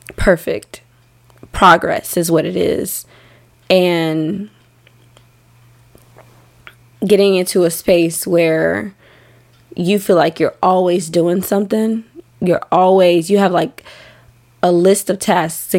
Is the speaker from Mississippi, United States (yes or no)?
no; Arkansas, United States; born or raised there; moved away